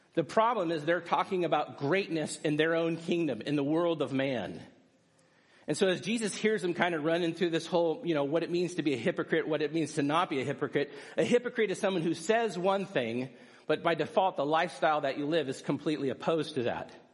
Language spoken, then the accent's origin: English; United States; as American people